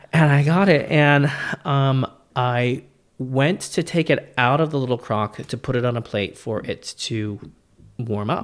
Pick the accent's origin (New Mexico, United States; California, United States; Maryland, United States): California, United States; me being Californian